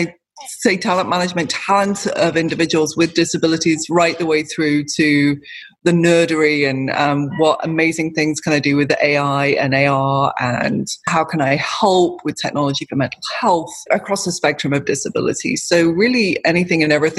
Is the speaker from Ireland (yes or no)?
no; United Kingdom; I'm British